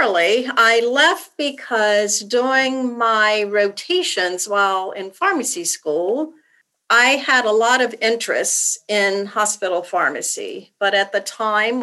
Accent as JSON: {"language": "English", "town": "Salisbury", "region": "Maryland", "country": "United States", "said": "I'm from Maryland, from the Eastern Shore of Maryland. So the small town, Salisbury, Maryland."}